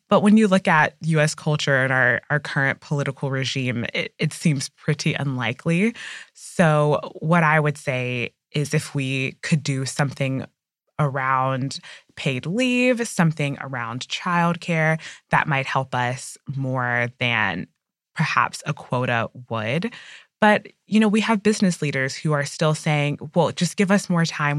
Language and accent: English; United States; as an American